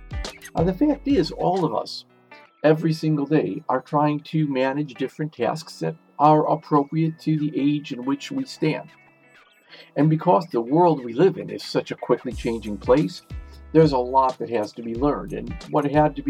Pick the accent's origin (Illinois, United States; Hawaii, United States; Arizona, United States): Illinois, United States; Chicago; University of Chicago, my hometown